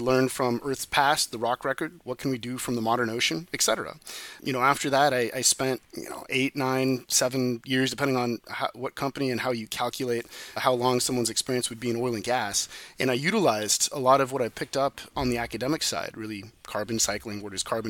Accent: Silicon Valley, California, United States; I was born and raised in Silicon Valley

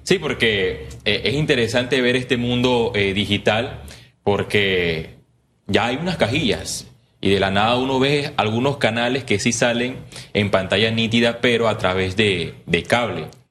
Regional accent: Puerto Armuelles, Chiriquí, Panama; yo soy de Chiriquí, especialmente Puerto Armuelles

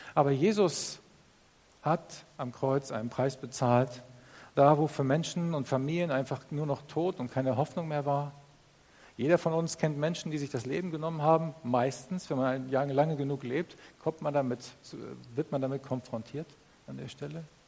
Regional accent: Northern Germany, Germany; Ich komme aus Norddeutschland. Ich bin aufgewachsen als Bauerssohn.

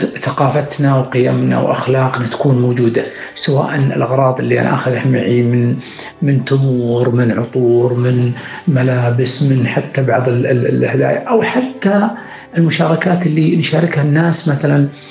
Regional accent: Saudi Arabia; نحن كشعب سعودي اللي يملك ثقافة وأخلاق وقيم ومبادئ

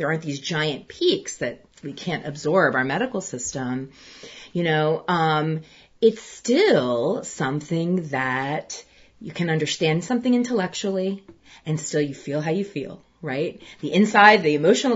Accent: United States; I'm going to speak as an American

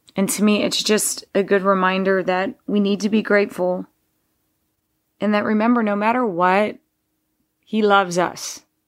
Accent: Texas, United States; I grew up in Texas mowing just under an acre of land

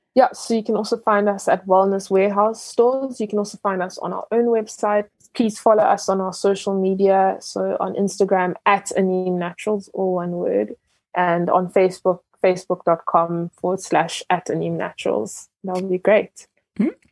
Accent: South Africa; born or raised there; also born or lived in Ghana

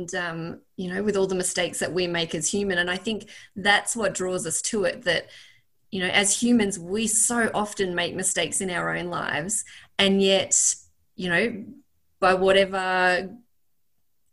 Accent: Northeast Victoria, Australia; I grew up in Northeast Victoria

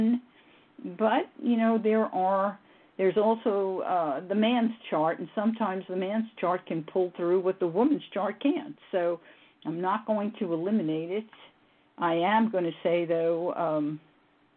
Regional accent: New York City, New York, United States; moved away; I was raised in the Bronx

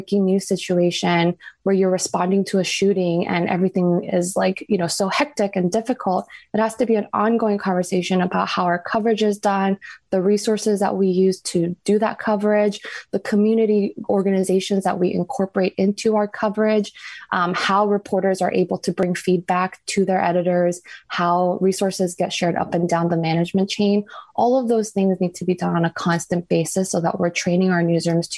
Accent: Guam; I grew up in Guam where Asians are also a plurality there.

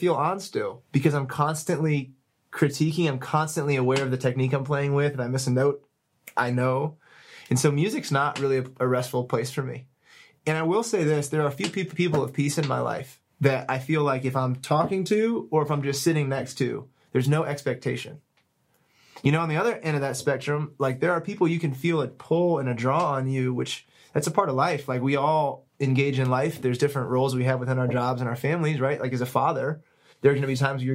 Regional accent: Minnesota, United States; I'm from Minnesota, so you got to understand that's the land of 10,000 lakes.

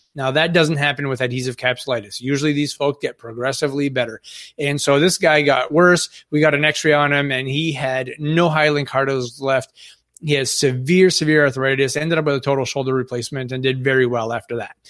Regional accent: Northern Maine, United States; I'm from Northern Maine. We have a little el, more elderly population up here.

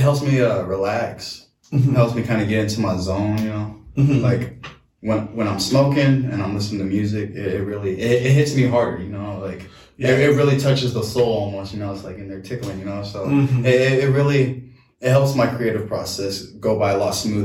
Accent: Las Vegas, Nevada, United States; now in Washington, United States; originally I'm from Vegas

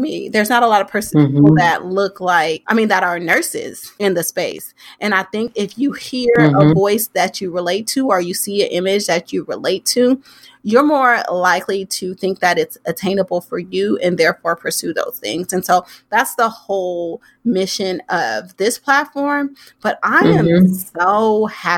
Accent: Oakland, California, United States; I'm born and raised in Oakland

